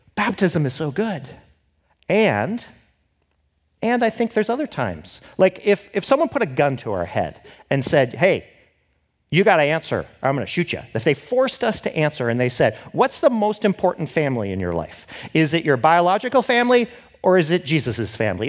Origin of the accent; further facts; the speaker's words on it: Seattle, Washington, United States; I'm from Seattle